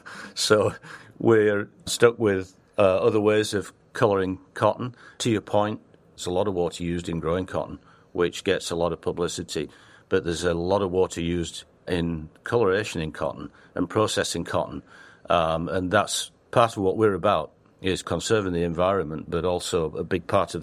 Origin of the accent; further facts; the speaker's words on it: England, United Kingdom; accent: Northern English; also born or lived in Australia / Italy / China / Hong Kong; now in United States; I lived in Australia for 10 years, but I'm English, Northern England, with a terrible accent. People tell me you haven't got rid of it.